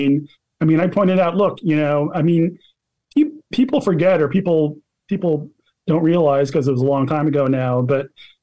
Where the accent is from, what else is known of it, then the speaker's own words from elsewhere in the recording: Philadelphia, Pennsylvania, United States; I already had the disgusting event in my hometown of giving the Liberty Medal from the National Constitution Center to George W. Bush